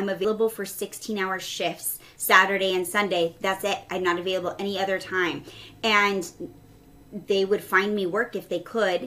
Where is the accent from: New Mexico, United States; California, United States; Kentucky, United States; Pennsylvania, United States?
New Mexico, United States; moved away as an adult; also born or lived in Texas / Seattle, Washington; So I was born in Texas and shortly moved to New Mexico. I think I was 3. So I was pretty much raised in New Mexico exclusively